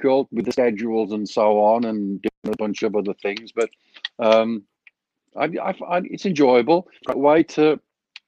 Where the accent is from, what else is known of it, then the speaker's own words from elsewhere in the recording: Walsall, West Midlands, United Kingdom; moved away as an adult; now in Phoenix, United States; my hometown in Walsall